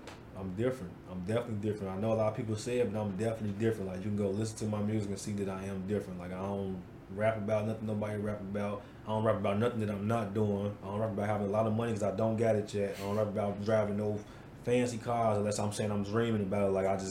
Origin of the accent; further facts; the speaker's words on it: Chicago, Illinois, United States; now in Wisconsin, United States; The United Center in Chicago. Okay. My hometown.